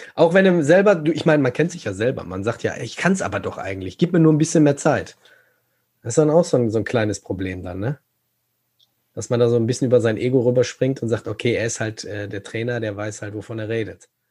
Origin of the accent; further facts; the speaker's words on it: Gelsenkirchen, North Rhine-Westphalia, Germany; ich komme ja aus Gelsenkirchen